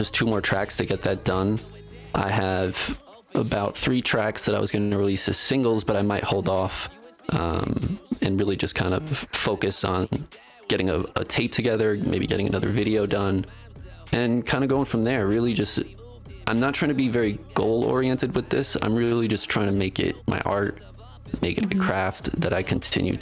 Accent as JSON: {"language": "English", "region": "East Coast", "country": "United States", "moved": "yes", "lives_now": "Denver, United States", "said": "I come from the East Coast"}